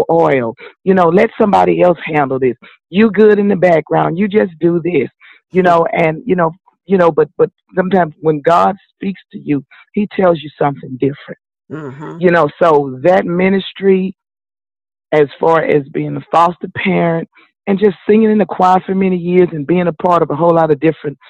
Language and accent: English; Houston, Texas, United States; I grew up right here in Houston, Texas